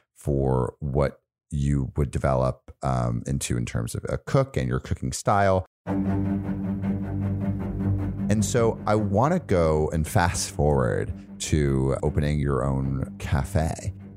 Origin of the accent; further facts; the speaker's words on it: United States; as American